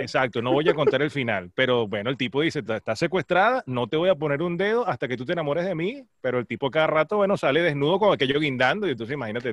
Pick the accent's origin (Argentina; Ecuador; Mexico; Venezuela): Venezuela; Maracay, Aragua; moved away as an adult; also born or lived in San Juan de los Morros, Guárico; yo nací, crecí, estudié en Maracay